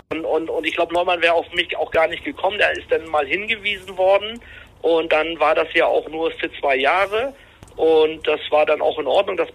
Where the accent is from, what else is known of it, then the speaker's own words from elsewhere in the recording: Rostock, Mecklenburg-Vorpommern, Germany; Ich komme aus Rostock, ah, ja. Direkt, aus